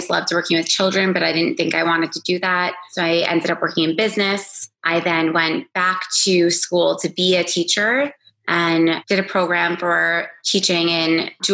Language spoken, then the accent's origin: English; Roslyn, New York, United States; now in Los Angeles, United States; I grew up in Roslyn, New York, in Long Island, and I currently live in Los Angeles, California